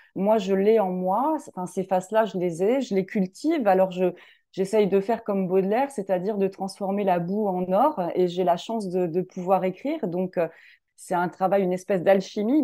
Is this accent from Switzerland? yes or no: no; Lorraine, Grand Est, France; je suis originaire de, de Lorraine